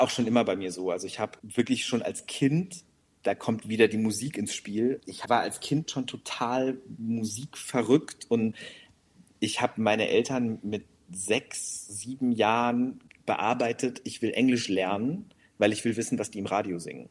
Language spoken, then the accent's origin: German; North Rhine-Westphalia, Germany; first language German; ich bin gebürtig aus Nordrhein-Westfalen, wirklich an der holländischen Grenze fast aufgewachsen